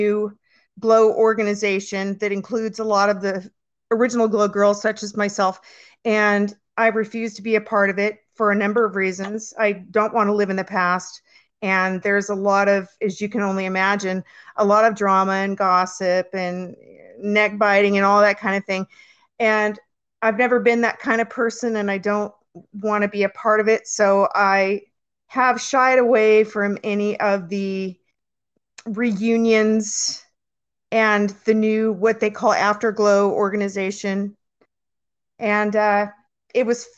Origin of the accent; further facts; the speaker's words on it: San Francisco Bay Area, Northern California, United States; I grew up in Northern California in the San Francisco Bay Area, and then I moved to Southern California when I was 19